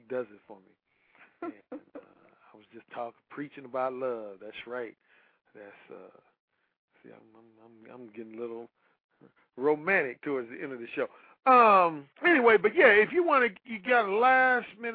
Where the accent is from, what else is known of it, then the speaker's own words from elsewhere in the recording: Gary, Indiana, United States; I grew up, born and raised in Gary, Indiana, hometown of ….